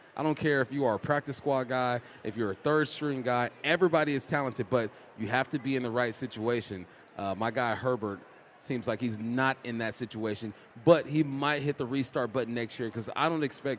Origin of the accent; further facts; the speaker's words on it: Los Angeles, California, United States; moved away as an adult; also born or lived in Pacific Northwest; I grew up in Los Angeles.